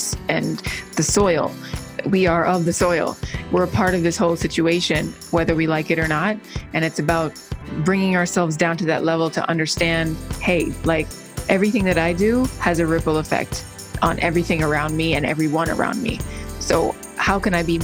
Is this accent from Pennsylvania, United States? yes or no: no; Miami, Florida, United States; also born or lived in Los Angeles; My mom is Jamaican and I was born and raised in Miami